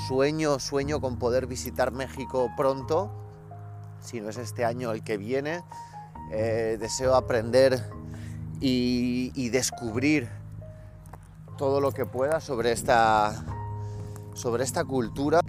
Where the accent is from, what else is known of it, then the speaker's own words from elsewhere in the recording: Caracas, Capital District, Venezuela; yo nací en Caracas, Venezuela